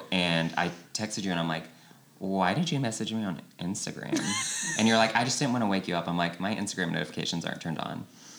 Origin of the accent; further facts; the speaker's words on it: Charleston, South Carolina, United States; born and raised in Charleston.